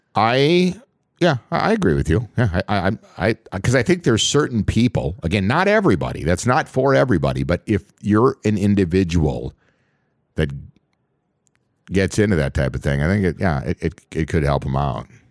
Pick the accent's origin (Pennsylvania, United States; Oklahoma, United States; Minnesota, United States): Minnesota, United States; Voyageurs National Park; the resorts that I worked at as a dock boy growing up in Voyagers National